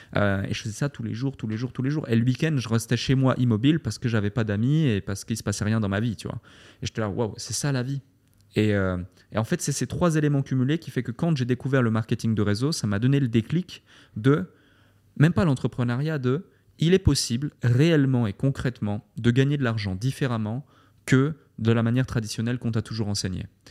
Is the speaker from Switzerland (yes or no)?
yes; Switzerland; moved away as an adult; also born or lived in London, United Kingdom; now in Dubai, United Arab Emirates; je suis né en Suisse, j'ai fait mes écoles en Suisse, ma formation en Suisse